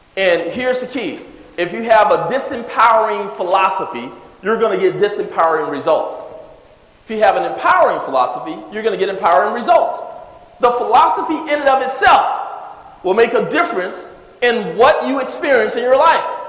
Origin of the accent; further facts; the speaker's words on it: California, United States; also born or lived in Jackson, Mississippi; I moved to California when I was seven years old. We moved into the ghetto area.